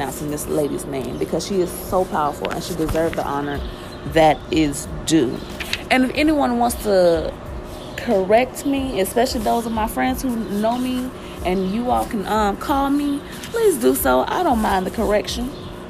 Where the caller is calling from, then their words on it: Nashville, Tennessee, United States; I am hailing you from Nashville, Tennessee.